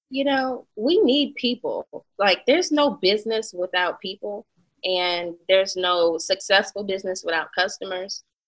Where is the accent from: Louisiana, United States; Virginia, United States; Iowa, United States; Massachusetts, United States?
Louisiana, United States; Baton Rouge; also born or lived in Atlanta; being from Baton Rouge